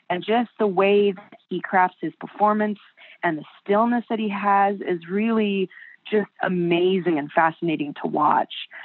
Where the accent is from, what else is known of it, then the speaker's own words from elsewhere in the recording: Buena Park, California, United States; I was raised in Buena Park, California